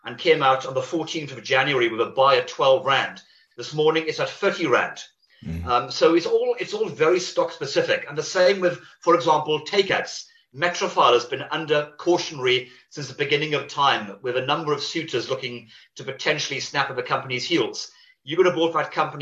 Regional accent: Wales, United Kingdom; I'm Welsh by birth

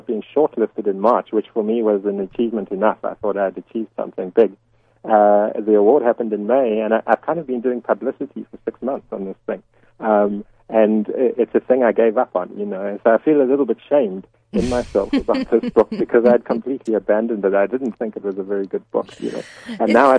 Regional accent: South Africa; the many ironies of being South African

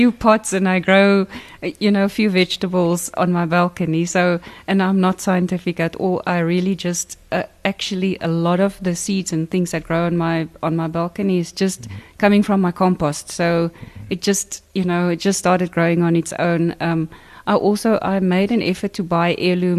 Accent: Bonnievale, Western Cape, South Africa; I grew up in Bonnievale and my father was a farmer

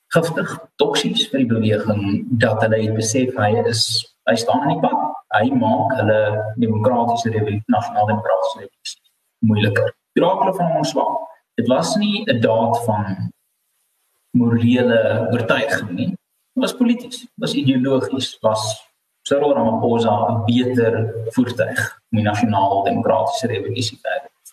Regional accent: South Africa; ons eie koste as wit Suid-Afrikaners

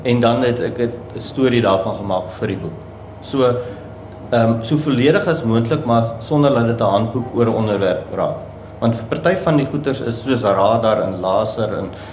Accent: Somerset West, Western Cape, South Africa; also born or lived in Namibia; ek is oorspronklik van Namibië, daar gebore en ek het hier skool gegaan in Somersetwes en ek het hier gestudeer. En ek is nog altyd maar in die Kaap.

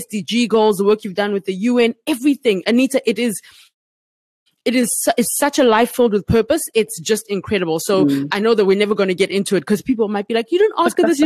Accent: South Africa; moved away as an adult; also born or lived in Uganda; now in Ghana; being Ugandan, growing up in South Africa and living in South Africa and now being in Ghana

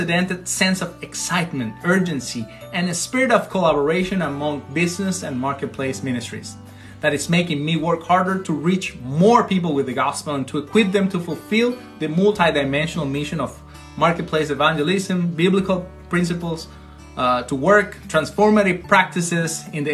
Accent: Venezuela; moved away as an adult; now in United States; I'm originally from Venezuela, recently moved to the US

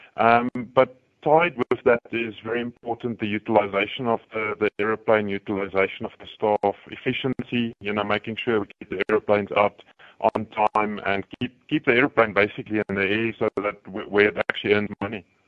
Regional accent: Free State, South Africa; now in Johannesburg, South Africa; I grew up in the Free State, I still support the the Free State rugby team

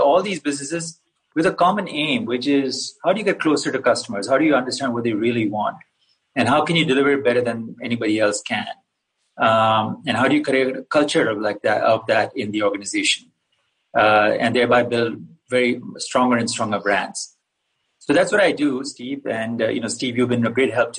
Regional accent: Kerala, India; I'm from India, southwest corner of a place called Kerala

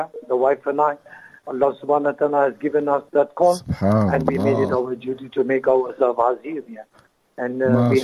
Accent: Durban, KwaZulu-Natal, South Africa; I'm from Durban, Chatswood, in Unit 11

